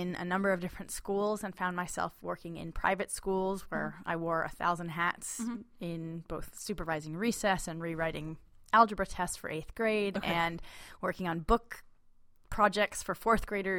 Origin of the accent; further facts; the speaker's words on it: Connecticut, United States; now in Seattle, United States; And I grew up in Connecticut, looking under rocks and swinging from trees and playing outdoors.